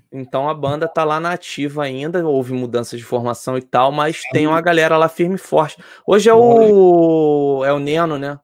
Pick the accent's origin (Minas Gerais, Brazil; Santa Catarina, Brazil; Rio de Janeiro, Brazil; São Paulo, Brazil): Rio de Janeiro, Brazil; Eu sou do Rio